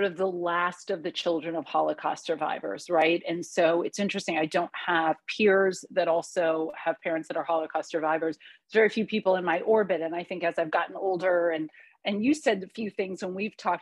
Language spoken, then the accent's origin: English; United States; first language Hungarian; English is a second language; I am first generation American, so both my parents are immigrants